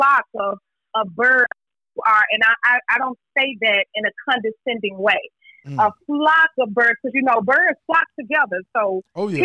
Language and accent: English; Memphis, Tennessee, United States; I grew up in White Haven